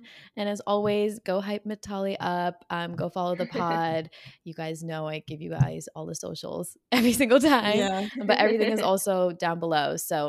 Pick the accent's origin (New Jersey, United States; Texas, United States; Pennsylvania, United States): New Jersey, United States; being in New York, sometimes when I say I'm from Jersey